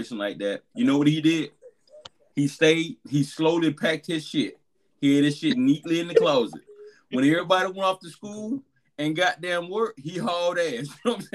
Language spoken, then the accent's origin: English; Albany, Georgia, United States; moved away; my hometown, Albany, Georgia